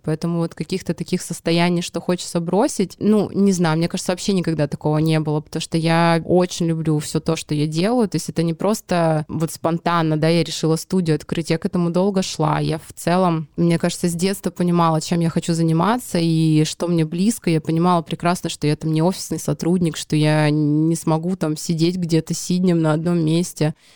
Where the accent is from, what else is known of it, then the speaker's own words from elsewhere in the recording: Petropavlovsk-Kamchatsky, Kamchatka Krai, Russia; moved away as an adult; now in Saint Petersburg, Russia; родилась в городе Петропавловск-Камчатский